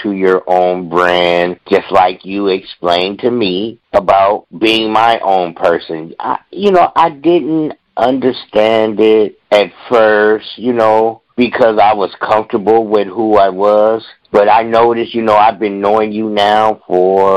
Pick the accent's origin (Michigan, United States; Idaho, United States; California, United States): California, United States; Bay Area; Growing up in the Bay Area, we had our more popular radio stations